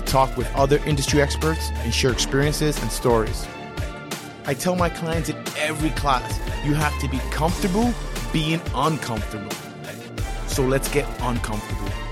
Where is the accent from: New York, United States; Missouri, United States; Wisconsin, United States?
New York, United States; New York City; I'm a New Yorker